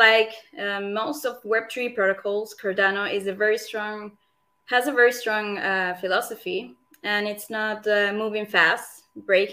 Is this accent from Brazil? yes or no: no; Venezuela; moved away as an adult; now in Zurich, Switzerland; I'm Swiss, but I was born in Venezuela.